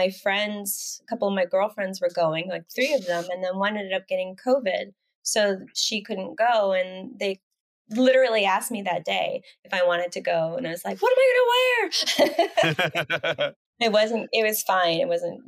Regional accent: Canada; I'm Canadian. I'm from Canada.

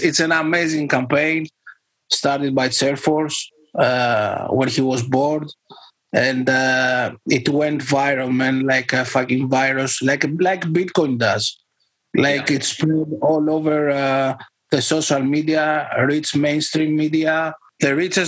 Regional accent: Greece; I'm from Greece

